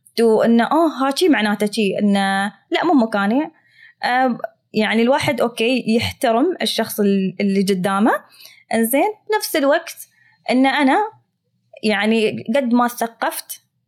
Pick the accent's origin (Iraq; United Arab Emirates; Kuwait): United Arab Emirates; accent: Emirati; بلهجتي الاماراتيه المعروفه